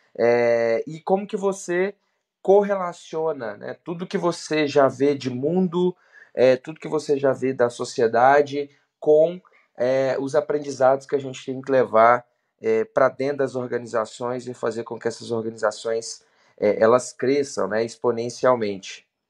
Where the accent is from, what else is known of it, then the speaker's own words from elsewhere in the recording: Belo Horizonte, Minas Gerais, Brazil; sou de Belo Horizonte, 33